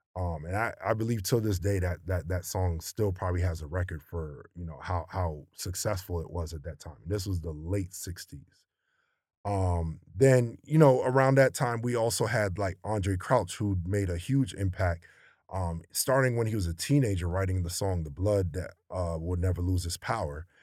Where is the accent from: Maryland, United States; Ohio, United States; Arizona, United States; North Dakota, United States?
Maryland, United States; growing up in Maryland